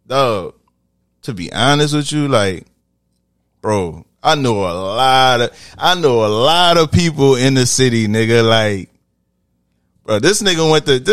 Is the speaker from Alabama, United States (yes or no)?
no; New Orleans, Louisiana, United States; I'm from New Orleans. Mostly everybody from here got musical backgrounds. I marched in a band all through high school.